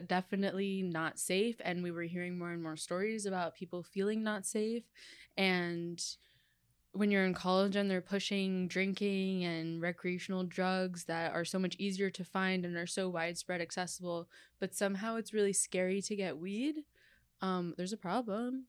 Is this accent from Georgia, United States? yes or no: no; New York, United States; I grew up in New York, and my parents worked a lot